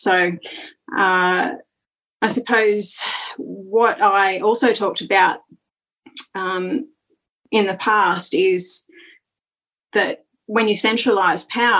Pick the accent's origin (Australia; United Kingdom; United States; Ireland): Australia; Worimi Country, New South Wales; now in Maitland, Australia; I'm very grateful for my Gumeroi ancestors. I'm also grateful for the Worimi ancestors on whose land I grew up.